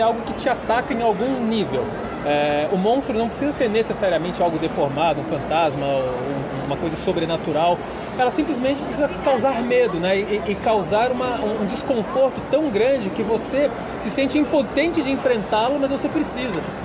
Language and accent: Portuguese; Florianópolis, Santa Catarina, Brazil; eu sou de Florianópolis, e lá 30 anos atrás era uma cidade menor